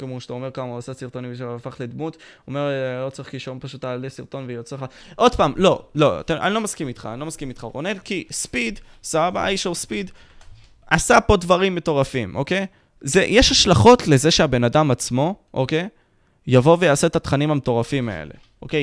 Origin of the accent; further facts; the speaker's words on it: Ashkelon, Southern District, Israel; אני מאשקלון